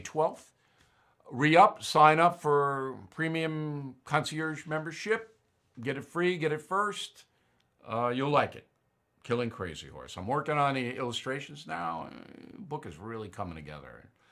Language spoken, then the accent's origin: English; United States; As an American